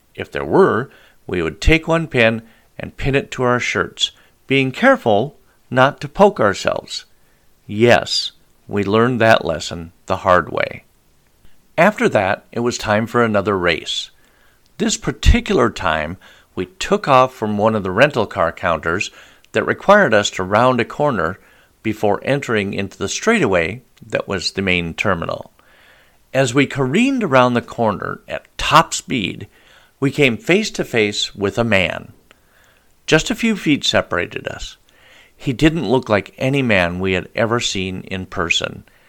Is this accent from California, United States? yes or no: no; Billings, Montana, United States; I was born and raised in Billings, Montana